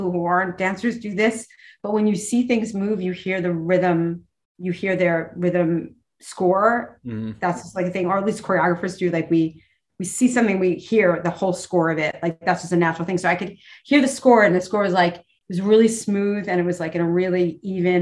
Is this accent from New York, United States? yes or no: yes; New York City, New York, United States; I'm a girl from New York City